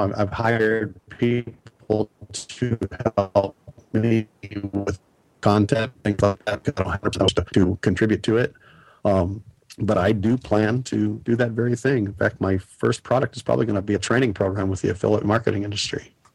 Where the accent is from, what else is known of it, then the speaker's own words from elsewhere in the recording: Nebraska, United States; moved away; also born or lived in Portland area; I grew up in Nebraska.